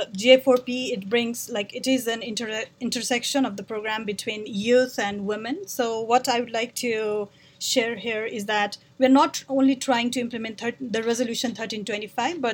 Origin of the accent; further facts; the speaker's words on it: Nepal; moved away; I'm originally from Nepal